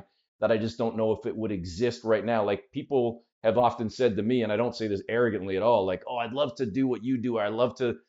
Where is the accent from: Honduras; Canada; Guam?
Canada; I'm a weird Canadian